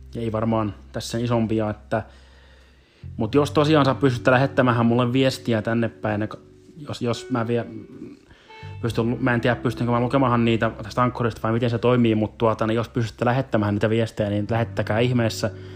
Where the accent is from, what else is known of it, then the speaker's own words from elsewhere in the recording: South Ostrobothnia, Finland; accent: South Ostrobothnian; moved away as an adult; now in Helsinki, Finland; suurin osa olisi eteläpohjalaisittain praatattua sen tähden, kun sieltä kuitenkin kuitenkin kotoosin, kotoosin on